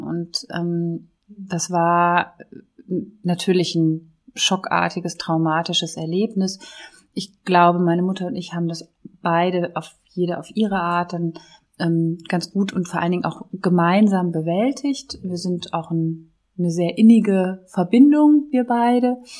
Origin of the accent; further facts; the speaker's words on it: near Düsseldorf, North Rhine-Westphalia, Germany; also born or lived in Konstanz; now in Cologne, Germany; ich komme ja gebürtig hier aus der Nähe von Düsseldorf